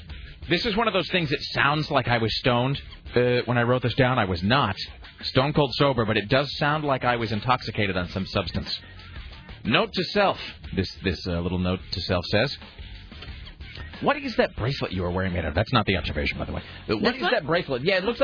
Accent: United States; Look, I'm an American and a patriot and all that, but seriously, F that.

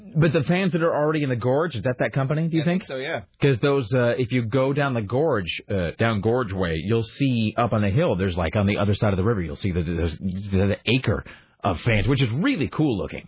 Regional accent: Washington, United States; I'm from Washington

